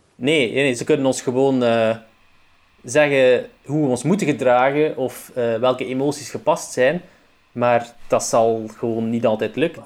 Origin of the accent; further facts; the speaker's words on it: Roeselare, Flanders, Belgium; accent: Roeselare dialect (West Flemish); also born or lived in Ghent; die zeer typisch is voor het Roeselaarse dialect. Nou. Dus dat ook mijn dialect is